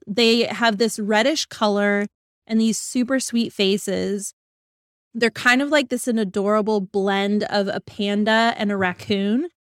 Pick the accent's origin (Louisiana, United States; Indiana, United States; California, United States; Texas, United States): Texas, United States; Dallas; my hometown in D F